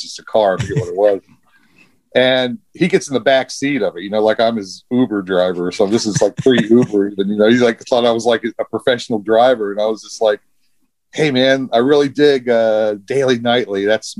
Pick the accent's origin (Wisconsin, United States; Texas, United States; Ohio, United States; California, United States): Ohio, United States; Hamilton; I'm from Hamilton, Ohio, which is just north of Cincinnati.